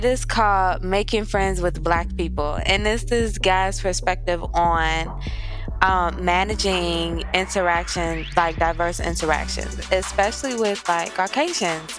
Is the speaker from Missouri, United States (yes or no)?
yes; Missouri, United States; I grew up in Missouri